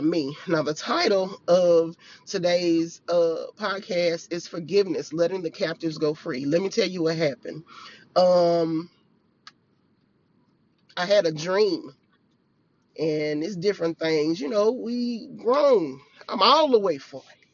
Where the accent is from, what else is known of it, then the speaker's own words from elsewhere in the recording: Farmerville, Louisiana, United States; I was back in my hometown, and I'm in this house. I have been just going up and down the hills, up and down the hills of my hometown. And if you know, I'm from Farmerville, Louisiana